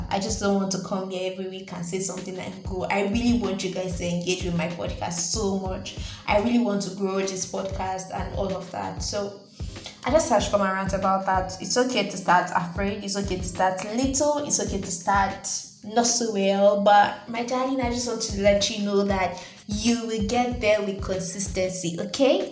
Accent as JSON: {"language": "English", "country": "Nigeria", "said": "I'm a Nigerian"}